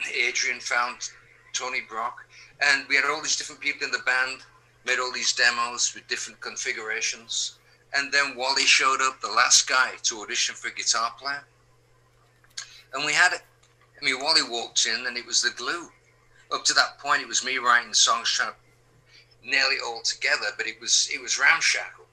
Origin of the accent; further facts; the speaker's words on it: England, United Kingdom; moved away as an adult; also born or lived in East Coast, United States; now in California, United States; I'm being British, being English. I mean, I was raised with the rain and the fog and the wind and the seasons changing